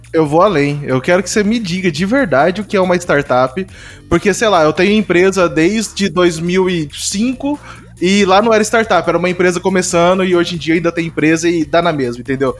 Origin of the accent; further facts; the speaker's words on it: Campo Grande, Mato Grosso do Sul, Brazil; eu sou daqui de Campo Grande